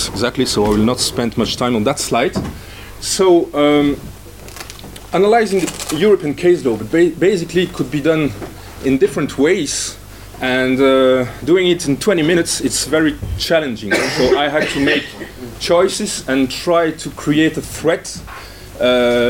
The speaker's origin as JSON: {"language": "English", "town": "Brussels", "region": "Brussels-Capital Region", "country": "Belgium", "tie": "born or raised there", "said": "my hometown, Brussels."}